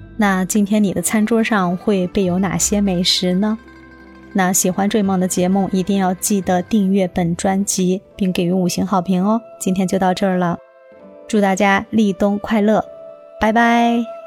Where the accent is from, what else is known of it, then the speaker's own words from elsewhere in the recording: northern China, China; 在我们北方的话就是牛羊猪肉